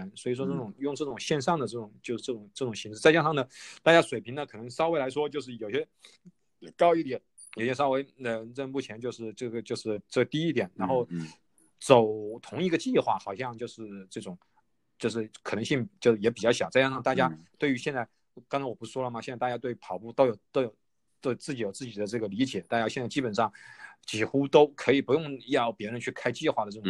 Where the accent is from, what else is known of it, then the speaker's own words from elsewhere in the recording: Wuhan, Hubei, China; now in Australia; 就是因为我是武汉人